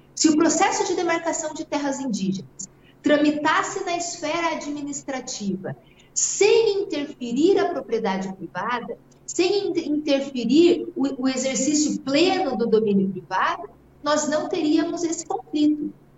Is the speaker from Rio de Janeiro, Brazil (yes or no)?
no; Mato Grosso do Sul, Brazil; Eu sou produtora rural, eu sou aqui do Mato Grosso do Sul